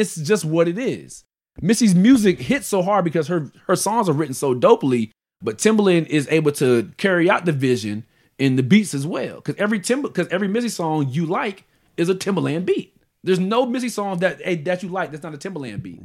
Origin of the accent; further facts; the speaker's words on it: Virginia Beach, Virginia, United States; growing up in Virginia Beach